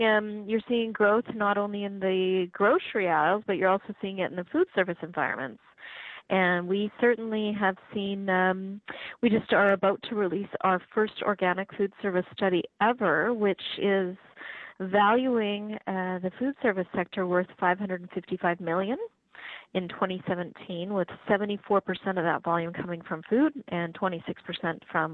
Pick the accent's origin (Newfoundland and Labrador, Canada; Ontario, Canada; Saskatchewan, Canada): Saskatchewan, Canada; Regina; moved away; I'm from Regina